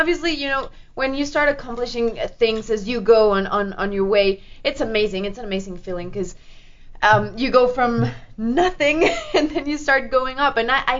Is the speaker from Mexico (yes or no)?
yes; Mexico; also born or lived in Canada; I lived in Canada for many years. I was raised in Mexico, too, and my dad's French